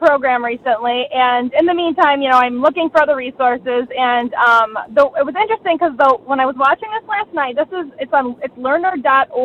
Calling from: Rochester, New York, United States; I'm calling from Rochester, New York

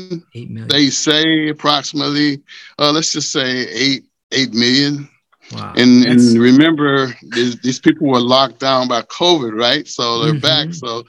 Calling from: New York, United States; I'm in New York. New York.

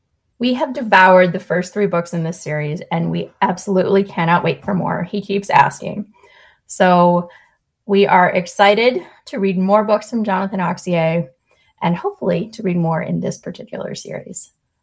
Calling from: Westerville, Ohio, United States; Hi, Sarah. … from Westerville, Ohio.

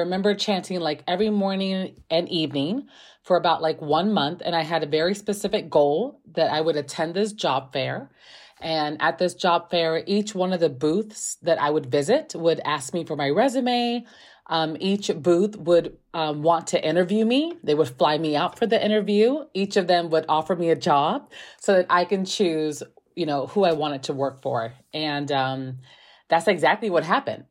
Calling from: Chicago, Illinois, United States; I'm calling from Chicago, Illinois

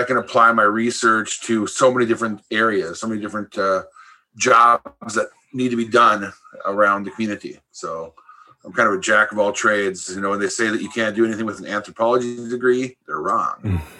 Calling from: Red Lake, Minnesota, United States; I'm joining you from Red Lake, Minnesota here.

